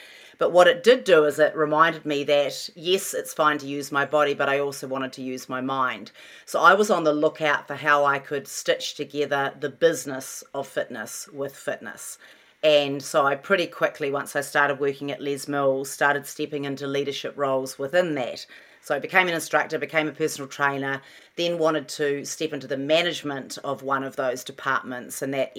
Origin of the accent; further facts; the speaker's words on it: New Zealand; moved away as an adult; also born or lived in London, United Kingdom / Auckland, New Zealand; now in California, United States; I was born in London, so I always had this thing in me that mum and dad had me overseas. That was sort of part my home. New Zealand was part my home.